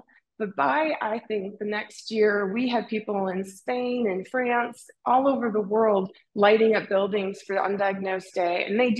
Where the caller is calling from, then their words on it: Salt Lake City, Utah, United States; I'm calling you from Salt Lake City and Utah. We've been here since 2013.